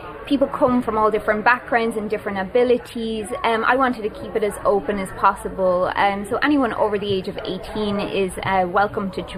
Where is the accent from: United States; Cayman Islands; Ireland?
Ireland; Drogheda, Leinster; I'm from Drogheda. So I started taking children's ballet classes in the town when I was younger